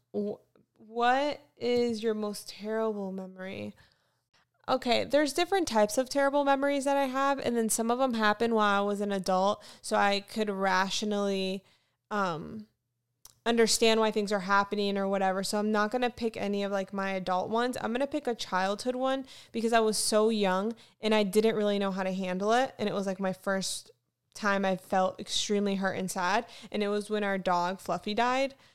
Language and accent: English; Fort Lauderdale, Florida, United States; also born or lived in North Carolina; now in Los Angeles, United States; I am from Florida, Fort Lauderdale